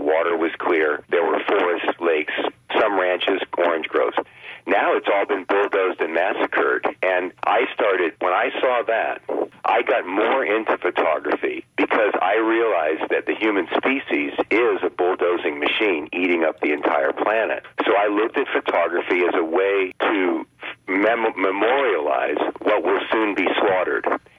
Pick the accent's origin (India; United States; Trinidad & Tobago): United States; Pinellas County, Florida; I grew up in Pinellas County.